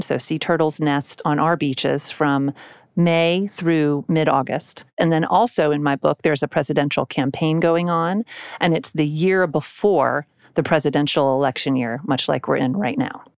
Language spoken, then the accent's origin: English; South Carolina, United States; I grew up mostly in South Carolina